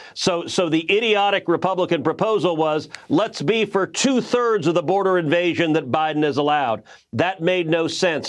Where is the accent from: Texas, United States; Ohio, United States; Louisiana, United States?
Texas, United States; as a Texan